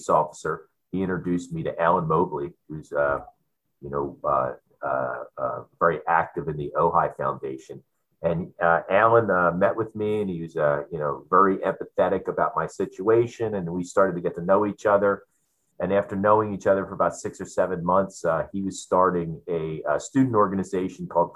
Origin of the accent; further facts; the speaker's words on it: Philadelphia, Pennsylvania, United States; moved away as an adult; now in San Diego, United States; I grew up in Philadelphia, on the other side of our country, as an East Coast boy